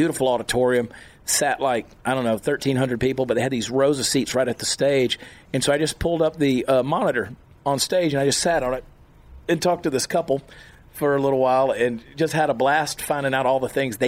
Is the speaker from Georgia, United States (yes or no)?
yes; Augusta, Georgia, United States; moved away; my hometown, Augusta, Georgia.